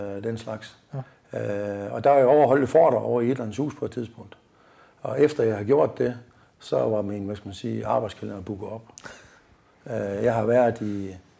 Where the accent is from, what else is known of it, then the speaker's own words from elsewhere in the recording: Hirtshals, North Denmark Region, Denmark; moved away as an adult; also born or lived in Aalborg; så kunne jeg så ikke opfylde mine egne ambitioner hjemme i Hirsas længere